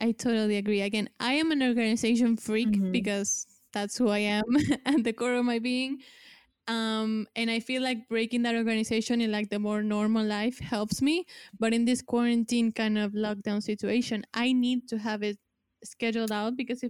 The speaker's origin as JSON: {"language": "English", "country": "Argentina", "second_language": "English", "said": "because I'm here from Argentina."}